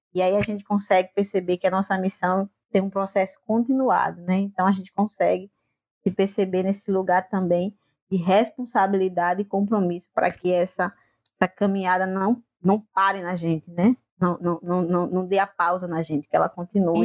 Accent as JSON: {"language": "Portuguese", "area": "Mituaçu, Vale do Gramame", "region": "Paraíba", "country": "Brazil", "said": "eu estou na comunidade Gramame, que fica a 6 quilômetros da minha comunidade, Mituaçu"}